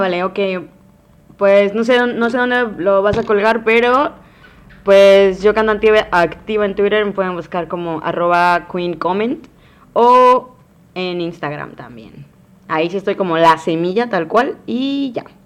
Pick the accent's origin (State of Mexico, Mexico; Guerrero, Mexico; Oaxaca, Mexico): Oaxaca, Mexico; Valles Centrales; moved away as an adult; now in Huatulco, Mexico; de valles, totalmente, totalmente de valles centrales, de Oaxaca